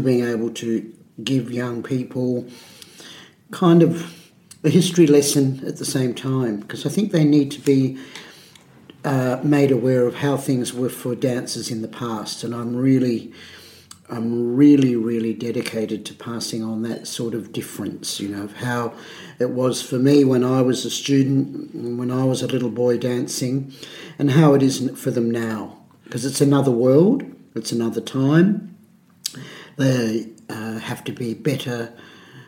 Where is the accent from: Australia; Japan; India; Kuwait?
Australia; Adelaide, South Australia; In Adelaide, in the Adelaide Hills